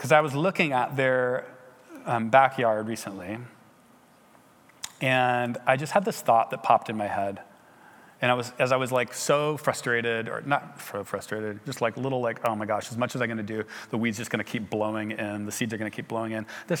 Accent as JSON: {"language": "English", "region": "England", "country": "United Kingdom", "said": "went back to England and realized that, whoa, I have to be a missionary in my home country as well"}